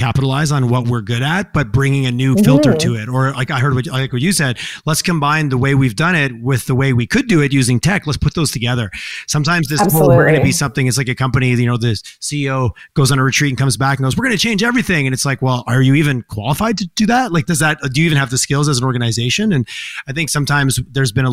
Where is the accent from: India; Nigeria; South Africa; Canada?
Canada; Quebec; also born or lived in Montreal; now in Calgary, Canada; I grew up in Quebec and I lived in Montreal for quite a few years